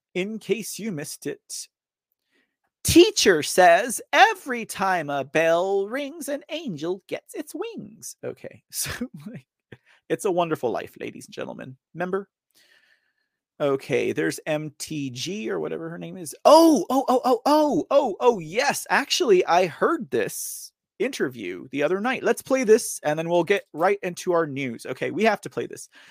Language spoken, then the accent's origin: English; Texas, United States; I'm from Texas